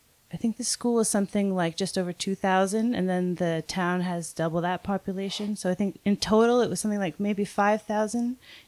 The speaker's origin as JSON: {"language": "English", "area": "just north of Toronto", "region": "Ontario", "country": "Canada", "tie": "born or raised there", "also_born_or_lived": "New Brunswick / Montreal", "said": "So I'm Canadian, yeah. And I grew up just north of Toronto. And I did my art schooling in two different chapters. So the first chapter, I was on the east coast of Canada."}